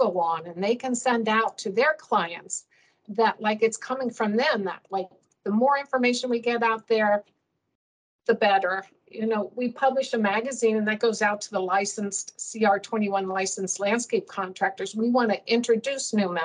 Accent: Indiana, United States; now in Arizona, United States; I grew up in Indiana and I grew up in the country.

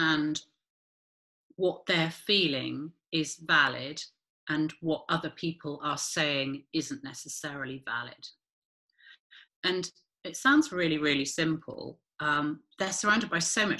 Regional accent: United Kingdom; we are so British

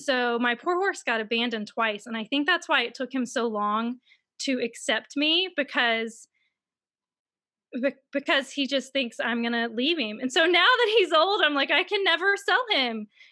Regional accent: Mississippi, United States; I'm from Mississippi, and I know everyone thinks in Mississippi that we all have, like, no shoes and we live on farms, but I actually grew up in a neighborhood

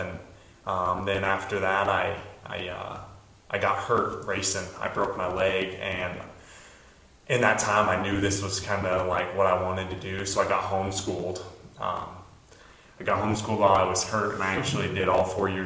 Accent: Black Forest, Colorado, United States; moved away as an adult; now in St. Johns, Florida, United States; I'm from Black Forest, Colorado

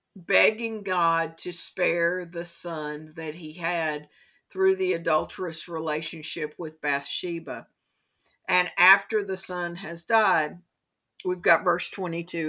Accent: Kentucky, United States; In my home state of Kentucky

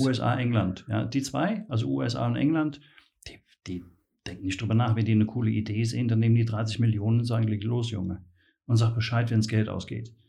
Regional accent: Mainz, Rhineland-Palatinate, Germany; ich bin äh, geborener Mainzer

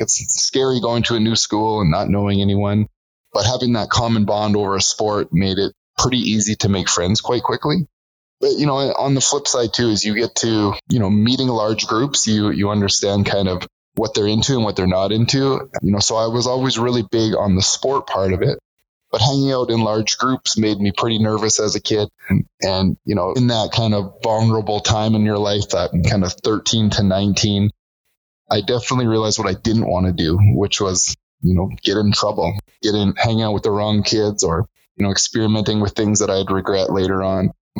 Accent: British Columbia, Canada; also born or lived in Alberta; now in Calgary, Canada; I was born in British Columbia. We moved around the lower mainland for a lot of time. We moved to Alberta when I was 10 years old.

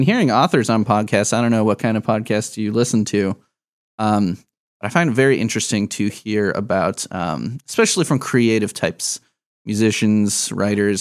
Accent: Midwest, United States; I'm a Midwest boy forever. I've been all over the place, but I have never set up residence anywhere other than the Midwest.

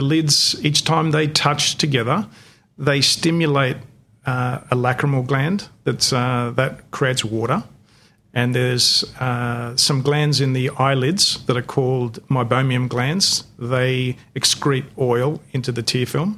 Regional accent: Australia; first language Greek; English is a second language; I was born and bred in Australia, but being from a Greek immigrant family, I couldn't speak English until I was started kindergarten

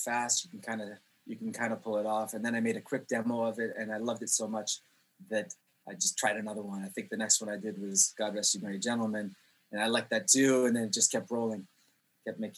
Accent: Jerusalem, Jerusalem District, Israel; also born or lived in Canada; now in Poland; I moved to Israel when I was 4 years old, and I actually grew up on a street called Bethlehem Road in Jerusalem.

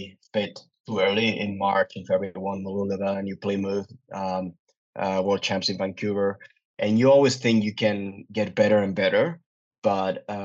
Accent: Pontevedra, Galicia, Spain; Pontevedra, which is my hometown

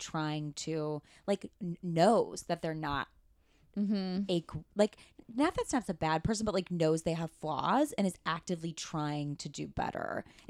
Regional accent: Nebraska, United States; moved away as an adult; now in Los Angeles, United States; I'm from Nebraska.

